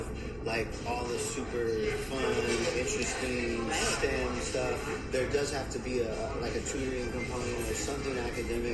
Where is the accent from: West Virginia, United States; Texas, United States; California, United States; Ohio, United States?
California, United States; San Diego; now in Chula Vista, United States; I am from New San Diego, nice people call it City Heights, right there across the street from Wilson Junior High